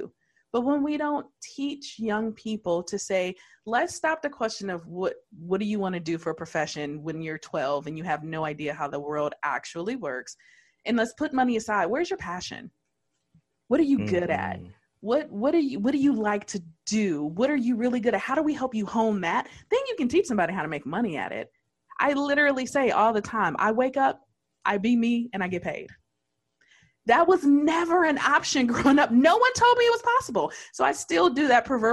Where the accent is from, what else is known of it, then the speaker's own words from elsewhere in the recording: Detroit, Michigan, United States; born and raised in Detroit